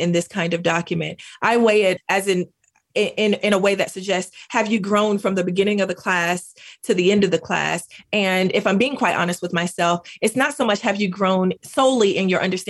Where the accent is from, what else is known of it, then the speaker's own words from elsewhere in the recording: United States; accent: Black English; first language Black English; also born or lived in Greensboro, North Carolina; Black English is my home language.